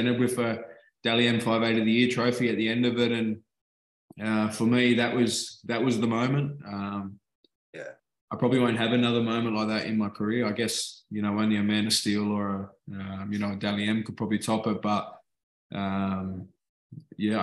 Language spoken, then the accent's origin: English; Australia; moved away as an adult; now in England; I'm Australian